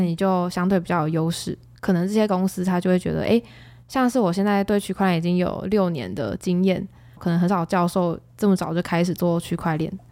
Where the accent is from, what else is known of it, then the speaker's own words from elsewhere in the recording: Taiwan; 说自己是从台湾来的